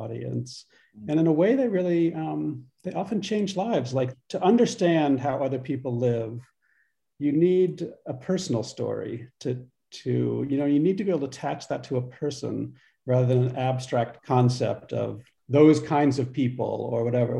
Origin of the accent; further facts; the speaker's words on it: Pittsburgh, Pennsylvania, United States; moved away as an adult; also born or lived in Tucson, Arizona / Virginia / Utah; I grew up in Pittsburgh, Pennsylvania, first grade through 12th grade.